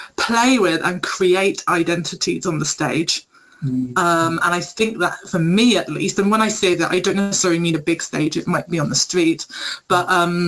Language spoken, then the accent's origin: English; United Kingdom; also born or lived in Vancouver; I'm British Jamaican